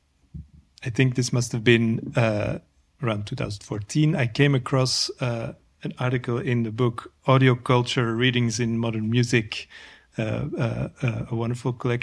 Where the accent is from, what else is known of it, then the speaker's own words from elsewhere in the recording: Antwerp, Flanders, Belgium; moved away as an adult; also born or lived in Ghent / New York City, United States / Paris, France; now in Brussels, Belgium; I grew up in Antwerp